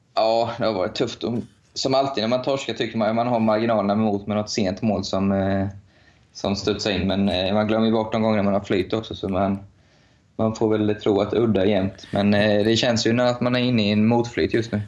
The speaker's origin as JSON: {"language": "Swedish", "town": "Linköping", "region": "Östergötland", "country": "Sweden", "tie": "born or raised there", "said": "i min hemstad Linköping"}